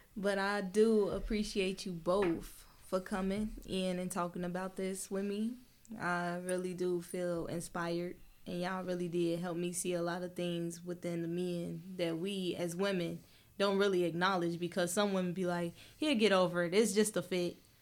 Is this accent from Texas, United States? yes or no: no; Chicago, Illinois, United States; we come from Chicago